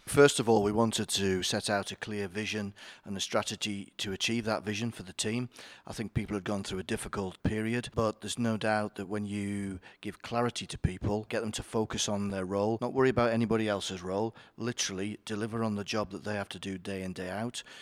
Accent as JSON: {"language": "English", "region": "Yorkshire and the Humber", "country": "United Kingdom", "said": "I am from Yorkshire, so I obviously know all the greatness of Yorkshire."}